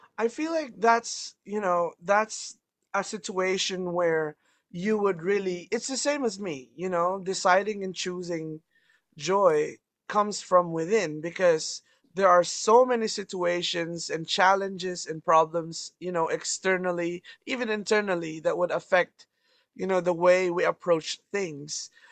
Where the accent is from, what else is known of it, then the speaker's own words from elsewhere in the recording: Canada; I'm from Canada